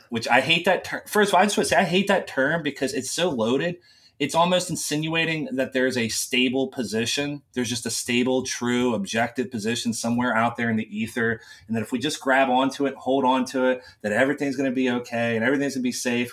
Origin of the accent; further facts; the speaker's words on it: West Virginia, United States; I grew up in a very small town in West Virginia